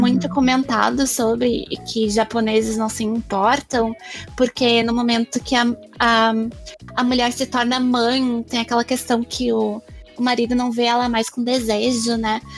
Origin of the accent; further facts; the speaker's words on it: Brazil; eu sou brasileira